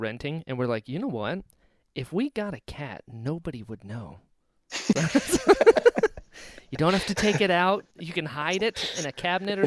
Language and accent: English; Florida, United States; also born or lived in North Carolina; I'm from North Carolina, but I've lived most of my life in Florida